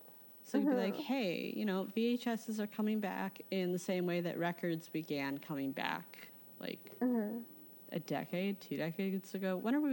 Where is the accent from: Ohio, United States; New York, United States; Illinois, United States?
Illinois, United States; Chicago; I'm a Chicagoan